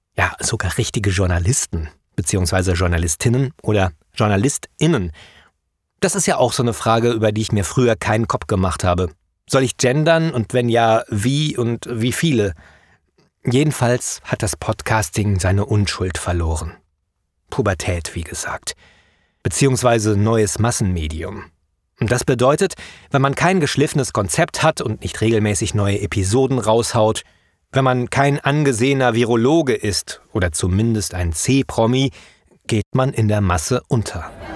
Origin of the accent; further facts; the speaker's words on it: Wenden, North Rhine-Westphalia, Germany; moved away; in meiner alten Heimatgemeinde im Südsauerland